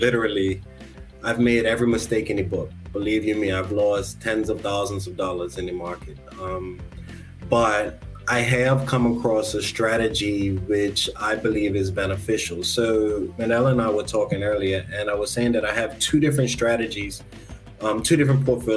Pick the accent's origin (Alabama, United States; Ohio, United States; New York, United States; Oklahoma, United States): Alabama, United States; now in Bermuda; growing up in Alabama